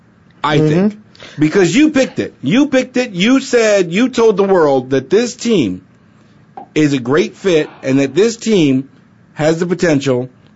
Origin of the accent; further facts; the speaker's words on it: Arizona, United States; I grew up in Arizona